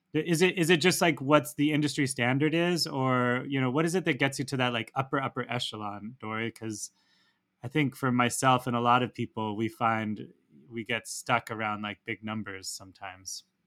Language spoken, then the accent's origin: English; Santa Barbara, California, United States; I am from Santa Barbara, California